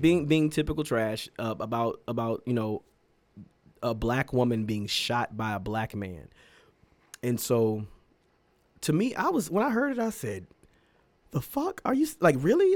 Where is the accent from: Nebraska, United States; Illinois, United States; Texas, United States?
Texas, United States; Lake Jackson; moved away; also born or lived in Austin, Texas; I was born and raised in Lake Jackson, Texas.